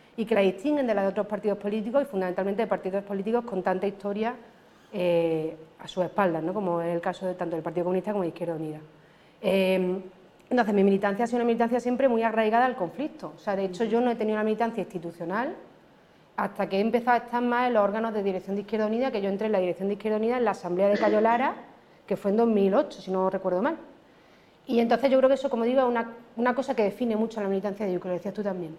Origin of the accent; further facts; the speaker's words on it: Córdoba, Andalusia, Spain; soy de Córdoba. Entonces, los que somos de Córdoba, las que somos de Córdoba